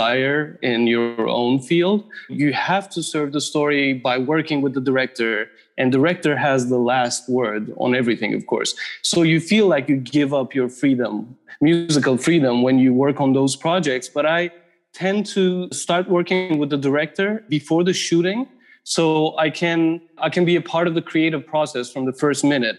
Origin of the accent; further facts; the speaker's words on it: Istanbul, Turkey; moved away as an adult; also born or lived in New York; now in Los Angeles, United States; I grew up in Istanbul. I lived in New York for 7 years and I moved to LA 6 years ago.